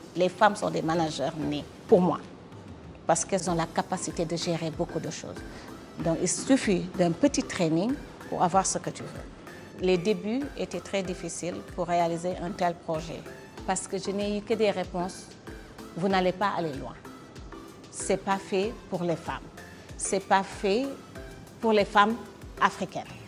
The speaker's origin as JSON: {"language": "French", "region": "Dakar", "country": "Senegal", "tie": "born or raised there", "also_born_or_lived": "New York, United States / Washington, United States", "moved": "as an adult", "said": "Je suis sénégalaise, je suis née, j'ai grandi à Dakar."}